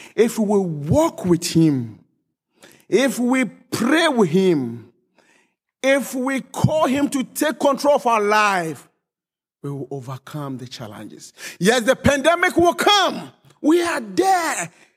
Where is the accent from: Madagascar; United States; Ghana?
Ghana; also born or lived in Hong Kong; now in Germany; Originally, I'm from Ghana, but I've been living in Germany for some time.